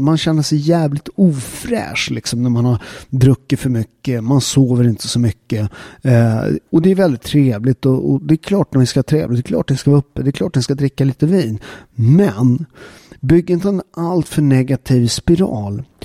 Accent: Sweden; Vi har en jävligt stark kultur i Sverige

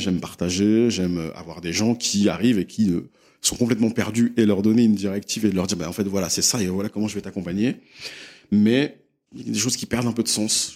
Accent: Les Mureaux, Île-de-France, France; also born or lived in London; j'ai grandi euh, dans une ville qui s'appelle Les Mureaux, où j'ai passé euh, une bonne partie de mon enfance

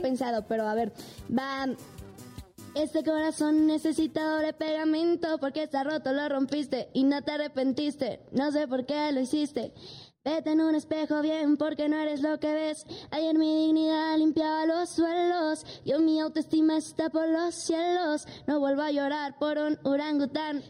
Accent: Mexico City, Mexico; soy mexicana soy aquí de la Ciudad de México, soy chilanga

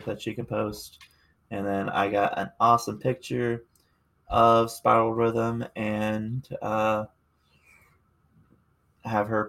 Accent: Appalachia, United States; I'm Appalachian raised. Most of my family, as far as stateside, comes from the Appalachian

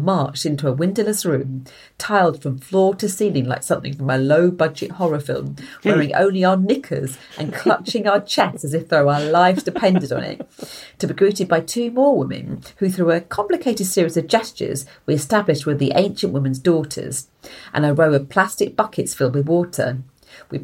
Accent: Essex, East of England, United Kingdom; also born or lived in outskirts of London; now in London, United Kingdom; when I grew up in Essex, I grew up on a dual carriage road

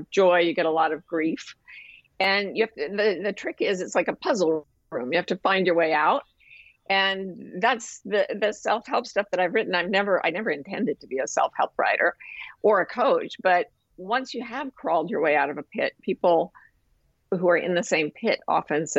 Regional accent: Utah, United States; moved away as an adult; also born or lived in Massachusetts; I was raised in Utah, which is really not part of the United States culturally

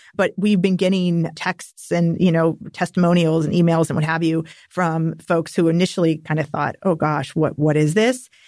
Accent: Napa Valley, California, United States; growing up in Napa Valley.

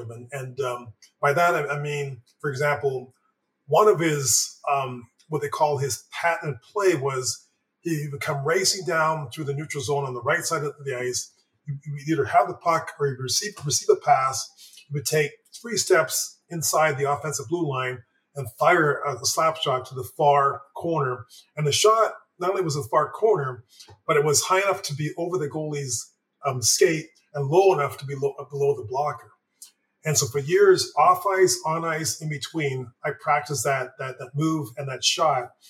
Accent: Montreal, Quebec, Canada; born there; Again, I was born in Montreal, um, so I was a Montreal Canadiens um, fan.

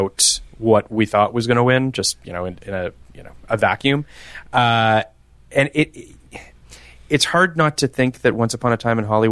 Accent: Toronto, Ontario, Canada; I am from Toronto

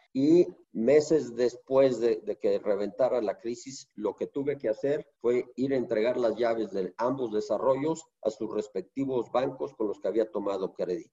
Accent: Mexico; te lo digo como mexicano, no como funcionario de Fibra 1

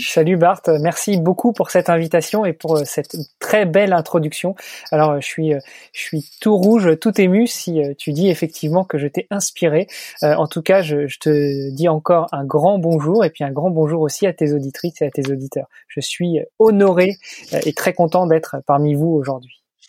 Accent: Rouen, Normandy, France; moved away as an adult; also born or lived in Paris, France / Milan, Italy; now in Luxembourg; Je suis né et, j'ai grandi en Normandie, et puis donc à Rouen

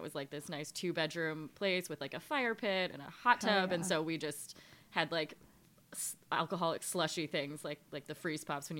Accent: Wheaton, Illinois, United States; Wheaton, so west suburbs of Chicago.

